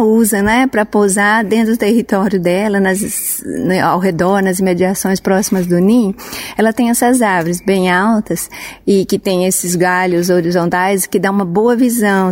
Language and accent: Portuguese; São José do Rio Preto, São Paulo, Brazil; moved away as an adult; also born or lived in Amazonia; na minha cidade natal, Rio Preto